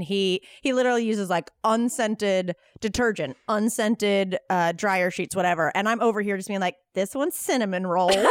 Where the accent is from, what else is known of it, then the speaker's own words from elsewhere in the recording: North Carolina, United States; now in Los Angeles, United States; I'm from North Carolina